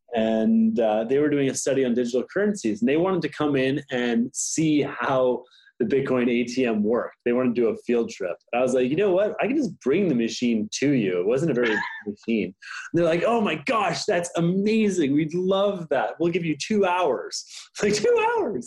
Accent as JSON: {"language": "English", "town": "Ottawa", "region": "Ontario", "country": "Canada", "tie": "born or raised there", "said": "I'm a Canadian. I am born in Ottawa"}